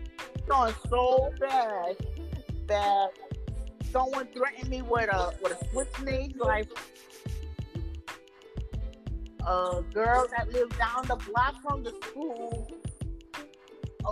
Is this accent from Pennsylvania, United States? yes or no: no; New York City, New York, United States; Growing up in Castle Hill Projects